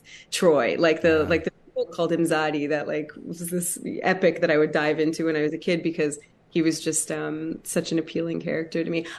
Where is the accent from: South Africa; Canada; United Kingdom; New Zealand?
Canada; Hamilton, Ontario; it's my hometown, Hamilton, Ontario, Canada